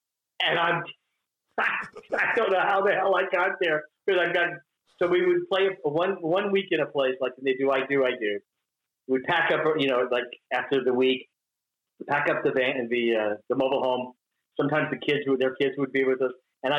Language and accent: English; Hattiesburg, Mississippi, United States; also born or lived in Baton Rouge; You know, I was born in Baton Rouge, Louisiana, but I was raised in Hattiesburg, Mississippi.